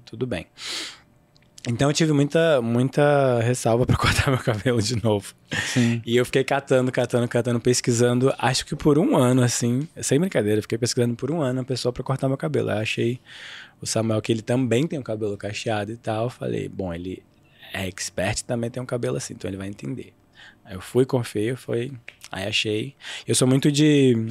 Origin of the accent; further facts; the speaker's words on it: Rio de Janeiro, Brazil; eu sou carioca